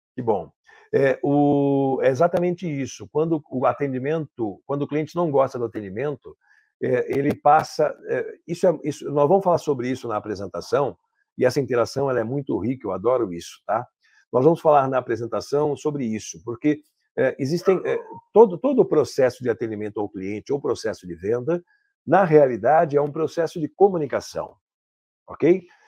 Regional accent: São Paulo, Brazil; moved away as an adult; now in Caxias do Sul, Brazil; Eu sou de São Paulo, capital, mas moro aqui há 18 anos

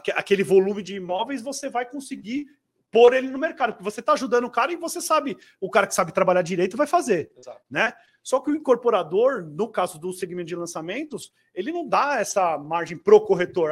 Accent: São Paulo, Brazil; sou paulistano

